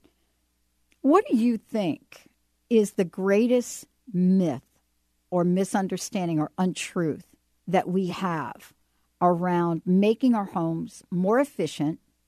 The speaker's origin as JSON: {"language": "English", "region": "East Coast", "country": "United States", "tie": "born or raised there", "moved": "as an adult", "lives_now": "Seattle, United States", "said": "I grew up with on the East Coast"}